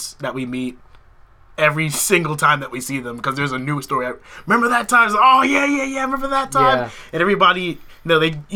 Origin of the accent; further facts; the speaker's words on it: Newark, New Jersey, United States; I was born in Newark, New Jersey